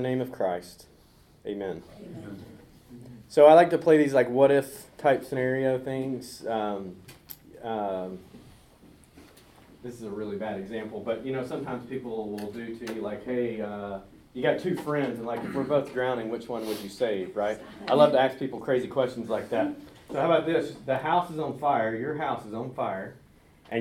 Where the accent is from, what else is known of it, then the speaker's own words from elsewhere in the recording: Montgomery, Alabama, United States; moved away as an adult; also born or lived in South Carolina / West Texas; now in Prattville, United States; I grew up in Montgomery.